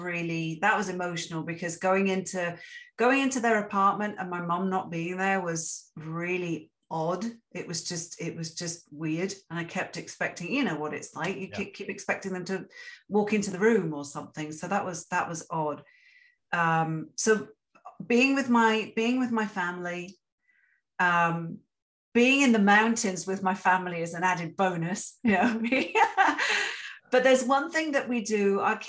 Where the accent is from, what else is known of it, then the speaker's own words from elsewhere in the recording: England, United Kingdom; now in Canada; coming to Canada as an immigrant, yet a privileged immigrant, because I'm white and I'm English